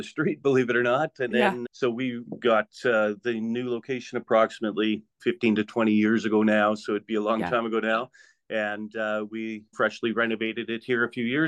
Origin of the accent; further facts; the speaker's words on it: Saskatoon, Saskatchewan, Canada; I was born and raised in Saskatoon